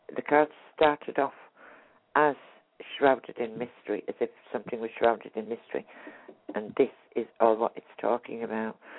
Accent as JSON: {"language": "English", "town": "Hartlepool", "region": "North East England", "country": "United Kingdom", "tie": "born or raised there", "said": "I was born where they hung the monkey."}